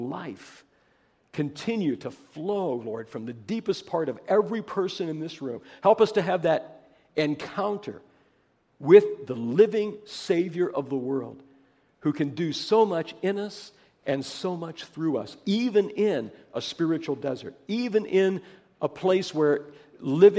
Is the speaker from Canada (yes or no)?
no; Pennsylvania, United States; I come from Pennsylvania